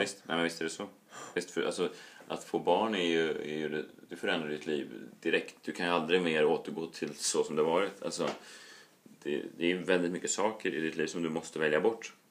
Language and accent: Swedish; Stockholm, Stockholm County, Sweden; är uppvuxen i Vasastan, Stockholm